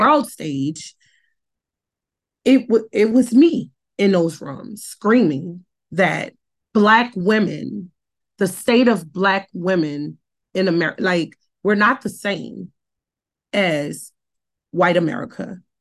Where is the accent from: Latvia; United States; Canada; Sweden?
United States; New Orleans, Louisiana; I was born and raised in New Orleans. I was born and raised in the heart of the Night Ward